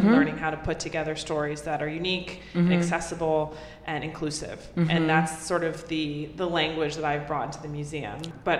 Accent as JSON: {"language": "English", "town": "New York City", "region": "New York", "country": "United States", "tie": "born or raised there", "said": "I am a born and raised New Yorker."}